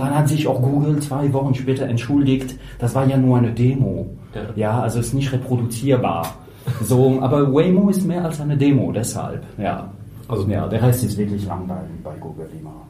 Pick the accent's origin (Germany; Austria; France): France; accent: French; German is a second language; Ich bin Franzose, deshalb dieser französischen Akzent und die grammatischen Fehler, die ich nicht loskriegen äh, kriegen kann.